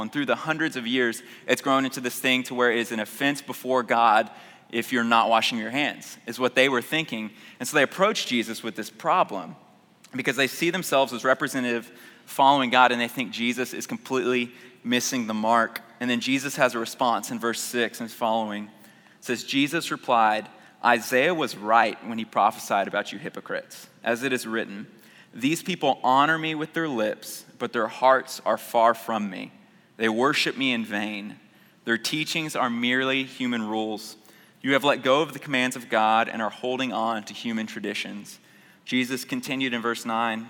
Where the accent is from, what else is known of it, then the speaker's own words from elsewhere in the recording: Houston, Texas, United States; I grew up in North Houston